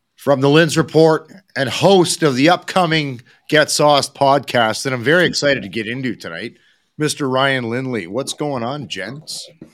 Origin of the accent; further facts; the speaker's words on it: Edmonton, Alberta, Canada; somebody from Edmonton